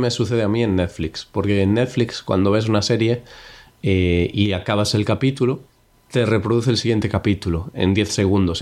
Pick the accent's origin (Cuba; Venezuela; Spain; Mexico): Spain; yo soy español